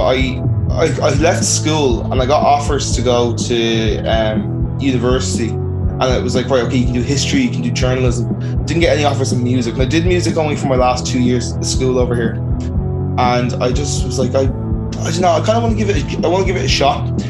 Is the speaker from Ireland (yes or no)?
yes; Dublin, Leinster, Ireland; I'm from Blanchardstown, Dublin. Um, I grew up in the suburbs